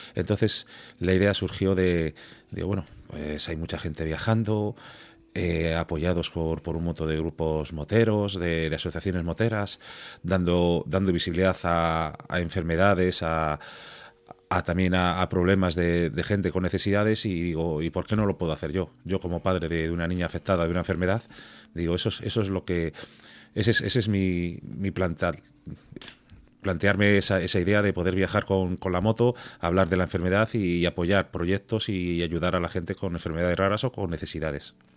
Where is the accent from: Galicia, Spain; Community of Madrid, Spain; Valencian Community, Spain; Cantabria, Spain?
Cantabria, Spain; Santander; Yo soy de Santander